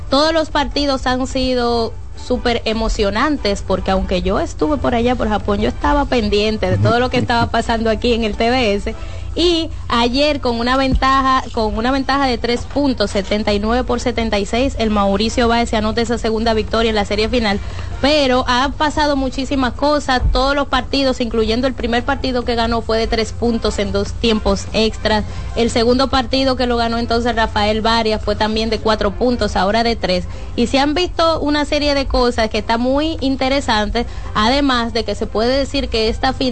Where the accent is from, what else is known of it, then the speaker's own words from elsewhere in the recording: San Cristóbal, Dominican Republic; de San Cristóbal.